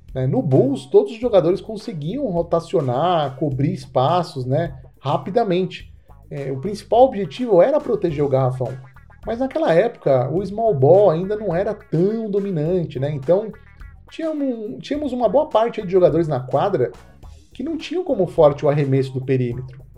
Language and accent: Portuguese; Brazil; eu sou brasileiro